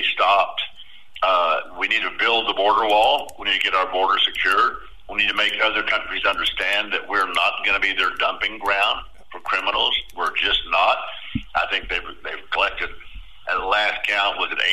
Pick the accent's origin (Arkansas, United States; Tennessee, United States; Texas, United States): Texas, United States; We are from Texas